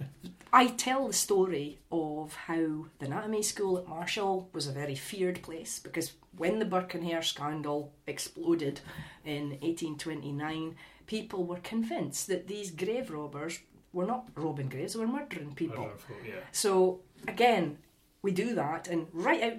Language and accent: English; Aberdeenshire coast, Scotland, United Kingdom; I did Hidden Aberdeenshire, the Coast, which was my favourite, because I got to write about my hometown and my grandparents' villages